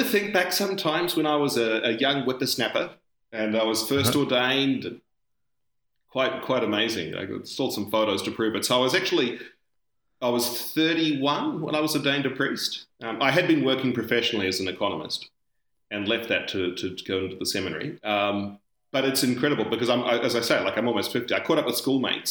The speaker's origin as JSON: {"language": "English", "region": "Auckland", "country": "New Zealand", "moved": "yes", "lives_now": "Australia", "said": "even though I'm from Australia, I'm actually from a country called New Zealand."}